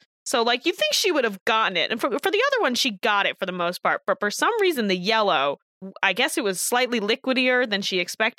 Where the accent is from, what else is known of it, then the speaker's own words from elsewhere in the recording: New Jersey, United States; As someone who is from New Jersey